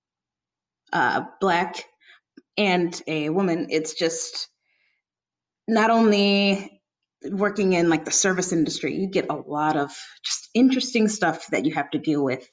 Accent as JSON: {"language": "English", "town": "St. Louis", "region": "Missouri", "country": "United States", "tie": "born or raised there", "also_born_or_lived": "Columbia, Missouri", "moved": "as an adult", "lives_now": "Philadelphia, United States", "said": "I'm from Missouri, St. Louis, and then I moved to Columbia, Missouri for the last couple of years"}